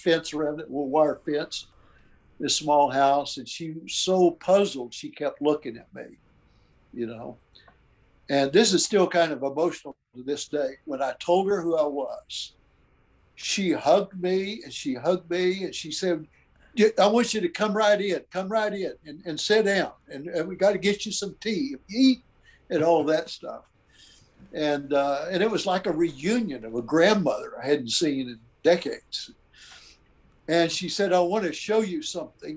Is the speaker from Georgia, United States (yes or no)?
no; Ada, Oklahoma, United States; also born or lived in Calvin, Oklahoma; East Central there in Ada, Oklahoma, which was my hometown where I was born